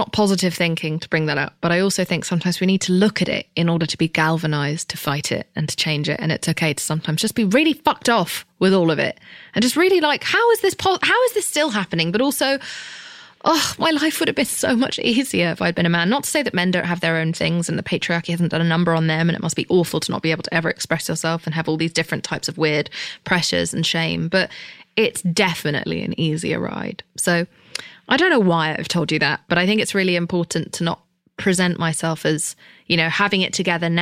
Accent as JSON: {"language": "English", "region": "England", "country": "United Kingdom", "said": "I'm English"}